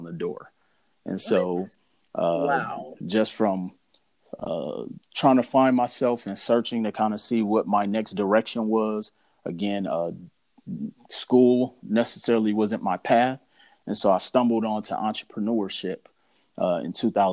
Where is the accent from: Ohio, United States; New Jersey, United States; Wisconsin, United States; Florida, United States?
Wisconsin, United States; Milwaukee; moved away as an adult; also born or lived in Mississippi; now in Las Vegas, United States; I'm originally from Milwaukee, Wisconsin. Moved to Las Vegas, Nevada in 2005